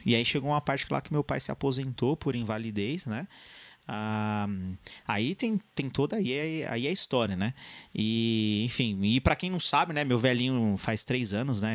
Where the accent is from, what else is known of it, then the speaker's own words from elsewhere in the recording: São Paulo, Brazil; also born or lived in São Bernardo do Campo; eu não nasci no ABC, eu nasci em São Paulo, mas ali divisa com São Bernardo.